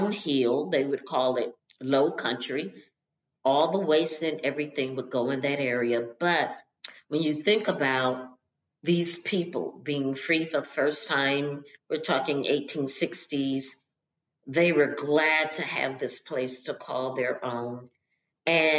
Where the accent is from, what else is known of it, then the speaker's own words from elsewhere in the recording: Charlotte, North Carolina, United States; also born or lived in Baltimore; I grew up in Charlotte